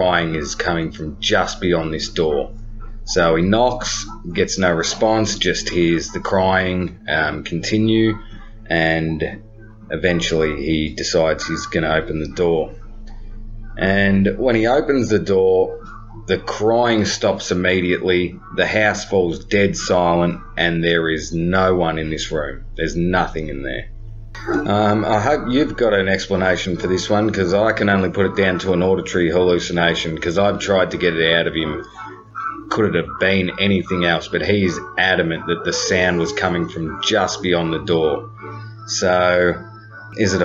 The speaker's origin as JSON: {"language": "English", "town": "Melbourne", "region": "Victoria", "country": "Australia", "said": "I'm from Melbourne, Australia."}